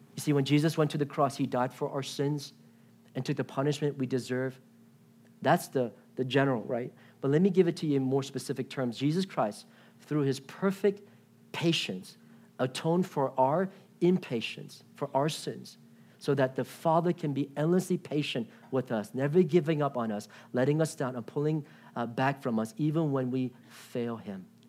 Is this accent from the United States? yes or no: yes; Washington, D.C. area in Virginia, United States; now in Irvine, United States; I grew up in Washington, D C area in Virginia.